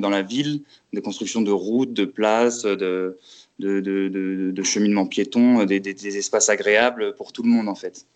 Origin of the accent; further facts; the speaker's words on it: Metz, Grand Est, France; moved away as an adult; also born or lived in Paris; je suis originaire de Metz en Lorraine, où j'ai fait mes études.